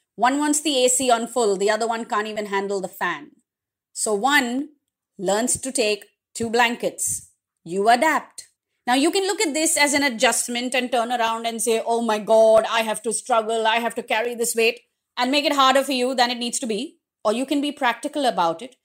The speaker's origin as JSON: {"language": "English", "country": "India", "also_born_or_lived": "Mumbai", "said": "If I was to move from India"}